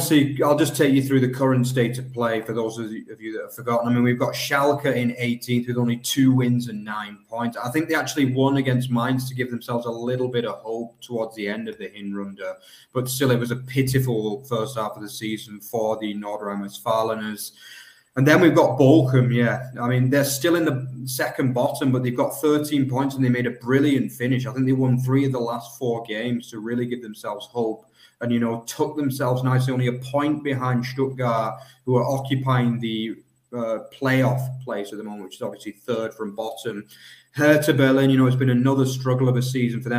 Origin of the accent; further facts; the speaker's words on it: United Kingdom; also born or lived in Nuremberg, Germany; now in Germany; a British guy living in Germany